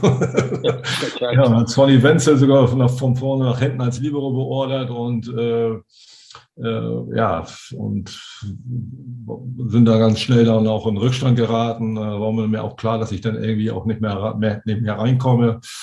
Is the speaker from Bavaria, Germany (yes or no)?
no; Hamburg, Germany; als Hamburger